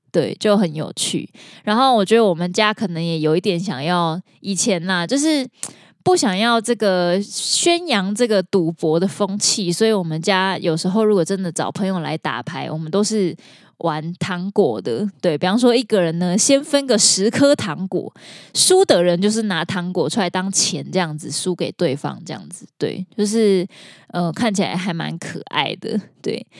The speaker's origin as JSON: {"language": "Chinese", "region": "Kaohsiung", "country": "Taiwan", "tie": "born or raised there", "said": "我小时候住在一个比较小的村镇，叫做大林埔"}